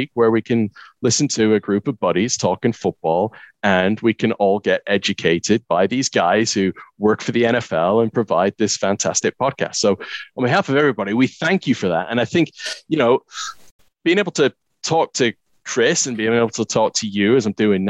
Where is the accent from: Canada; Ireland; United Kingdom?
Canada; moved away as an adult; I grew up in Canada